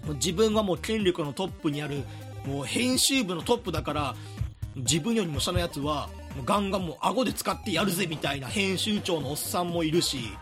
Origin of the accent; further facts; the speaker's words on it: Hyogo, Japan; 僕はあの兵庫出身なんで西の方はわかる